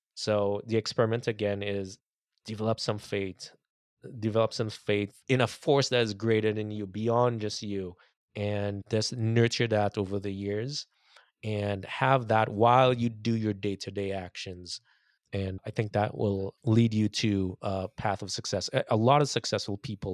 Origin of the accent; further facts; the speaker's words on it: Trinidad & Tobago; moved away as an adult; now in United States; growing up in Trinidad